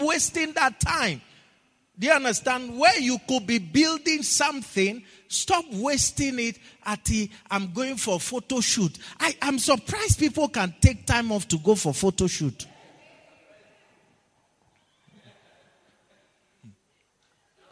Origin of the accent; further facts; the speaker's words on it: Ghana; moved away; where I come from